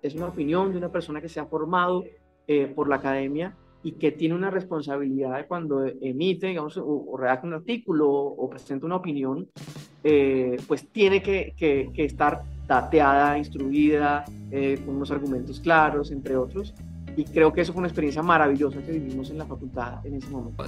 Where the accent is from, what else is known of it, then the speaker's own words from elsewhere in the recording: Santa Marta, Magdalena, Colombia; moved away; vengo de provincia, soy de Santa Marta